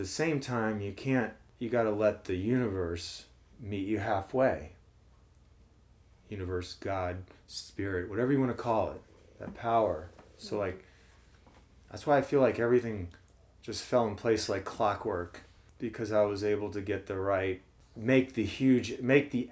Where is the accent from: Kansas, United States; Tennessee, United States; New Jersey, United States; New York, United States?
New Jersey, United States; moved away as an adult; also born or lived in Jefferson City, Missouri; now in St. Louis, United States; Mostly in New Jersey, but I lived in Missouri till eight years old.